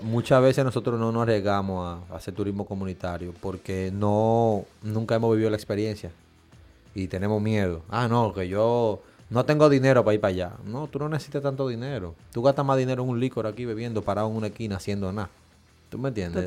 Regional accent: Dominican Republic; nosotros como dominicanos

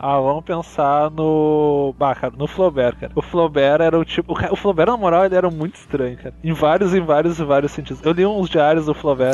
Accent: Gaúcho, Rio Grande do Sul, Brazil; also born or lived in Santa Catarina (birth); Ser gaúcho é um acidente na minha vida

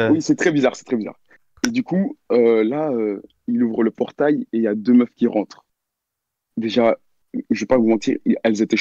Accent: Belgium; Vas-y je viens de Belgique, euh, j'ai 18 ans et l'histoire s'est passée euh, l'année passée en décembre 2020.

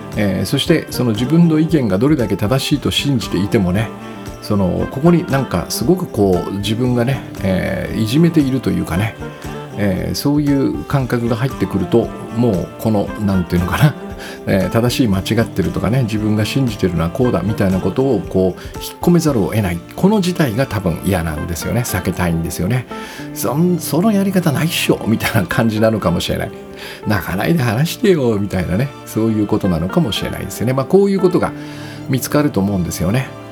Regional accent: Kyushu, Japan; 私が子供の頃はその九州男児として育てられてきたのでね

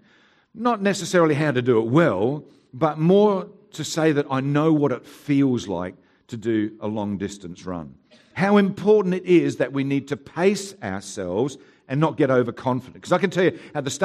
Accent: Haywards Heath, South East England, United Kingdom; now in Mount Barker, Australia; I was born in Haywards Heath

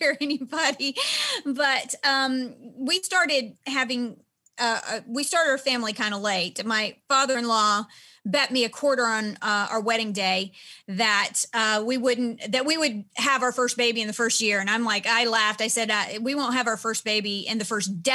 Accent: Nashville, Tennessee, United States; I'm from Nashville

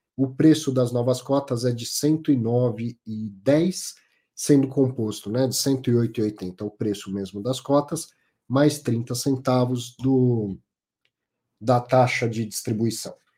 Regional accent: São Paulo, Brazil; Eu ah, sou paulistano

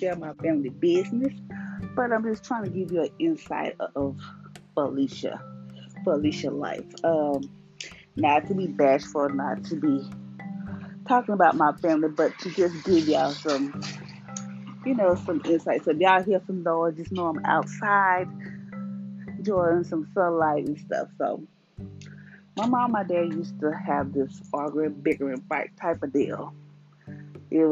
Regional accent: Louisiana, United States; I was born in Louisiana. I am staying in Louisiana

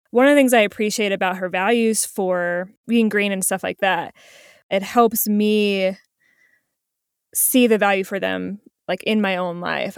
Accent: New Jersey, United States; moved away; I'm originally from New Jersey

